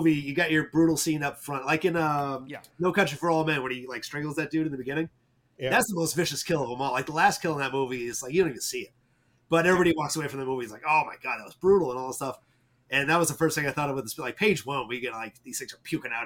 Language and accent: English; New England, United States; I'm from New England. I live in Vermont